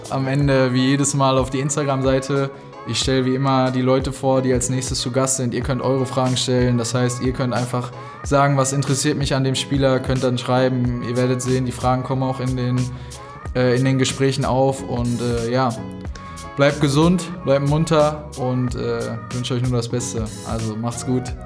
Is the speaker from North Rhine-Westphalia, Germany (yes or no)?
yes; Dortmund, North Rhine-Westphalia, Germany; moved away as an adult; also born or lived in Sandhausen; Ich komme ja hierher, das heißt, ich hatte das Glück, in meiner Heimat Profispieler zu werden